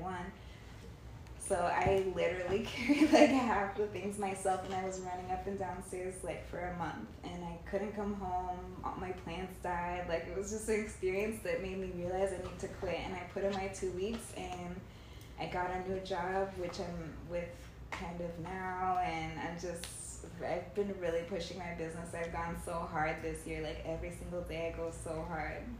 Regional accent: California, United States; also born or lived in Indianapolis; now in Miami, United States; I'm from California

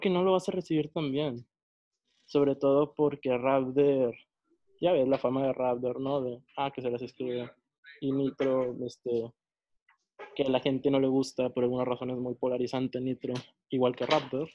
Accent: northern Mexico, Mexico; yo soy del norte de México.

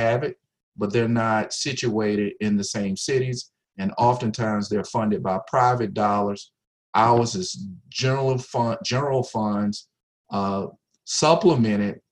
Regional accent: South Carolina, United States; moved away as an adult; also born or lived in Virginia; now in Ohio, United States; I'm from South Carolina

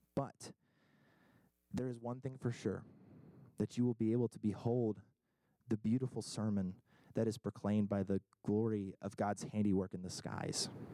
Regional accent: Kentucky, United States; now in New England, United States; I'm from Kentucky originally

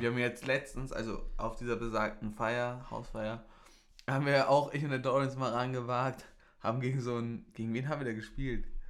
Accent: Bavaria, Germany; bei uns in Bayern

